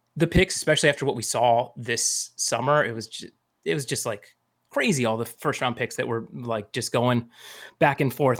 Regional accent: Phoenix, Arizona, United States; moved away; and I grew up in Phoenix

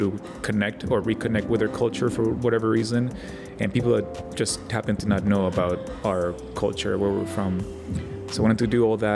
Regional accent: Chihuahua, Mexico; now in Phoenix, United States; I went back to my home state

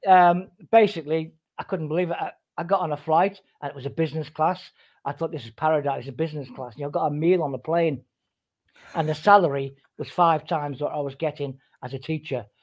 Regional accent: Liverpool, North West England, United Kingdom; moved away as an adult; also born or lived in Singapore; I'm now back back home in Liverpool

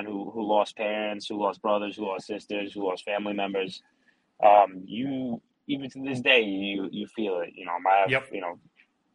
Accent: New York City, New York, United States; we grew up in Staten Island

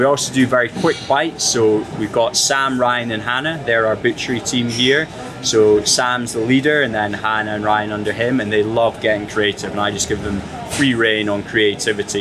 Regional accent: Edinburgh, Scotland, United Kingdom; moved away as an adult; also born or lived in London; I've always come back to my hometown, Edinburgh, which is where I was born

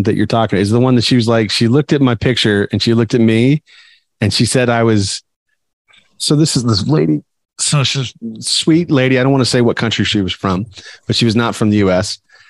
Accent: Arizona, United States; And I'm like, what? Like, I'm from Arizona. Like, we're action neutral.

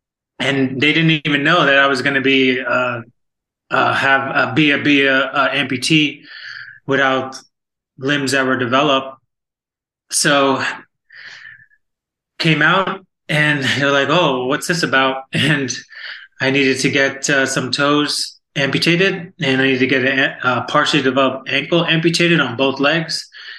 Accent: Florida, United States; also born or lived in New York / Virginia Beach; I'm from Florida, originally from New York, well, born in Virginia Beach

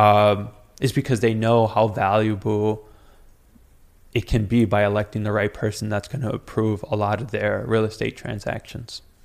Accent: New York City, New York, United States; I grew up on Rivington and Forsyth

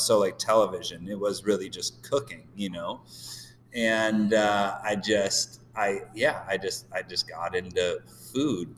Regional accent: Downers Grove, Illinois, United States; moved away as an adult; also born or lived in Phoenix / Chicago; now in San Diego, United States; a, suburb called Downers Grove

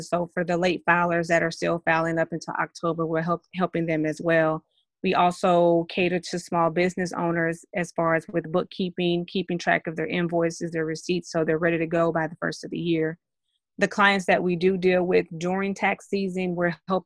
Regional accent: Dallas, Texas, United States; now in Lewisville, United States; I currently reside in Lewisville, but I am from Dallas, Texas

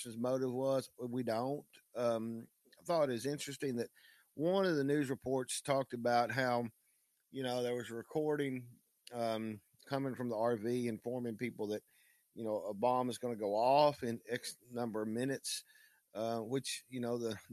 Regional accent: Knoxville, Tennessee, United States; my hometown of Knoxville, Tennessee

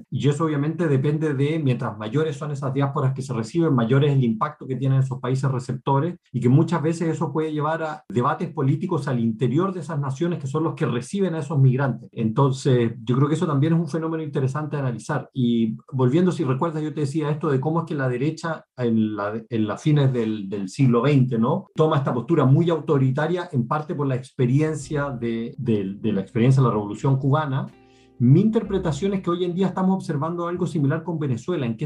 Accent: Chile; Pinochet en Chile, el país de donde yo vengo

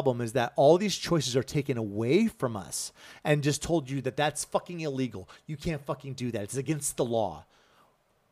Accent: South Carolina, United States; I grew up in South Carolina

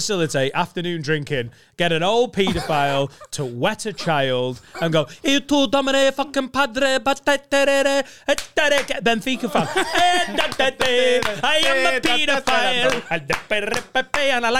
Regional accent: Liverpool, North West England, United Kingdom; Since I'm from Liverpool, stayed over in a nice B&B on top of one of them cunting hills.

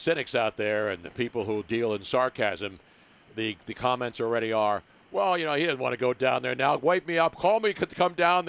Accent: Philadelphia, Pennsylvania, United States; How can you not be if you're from Philly and I'm from Philly?

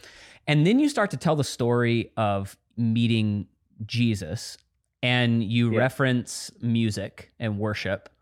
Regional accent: Dallas, Texas, United States; I grew up in Dallas, Texas

